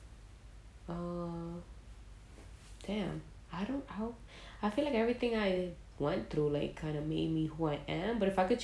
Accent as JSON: {"language": "English", "town": "New York City", "region": "New York", "country": "United States", "tie": "born or raised there", "said": "I was born in the Bronx, where you already know you're... then I was raised also in the Bronx."}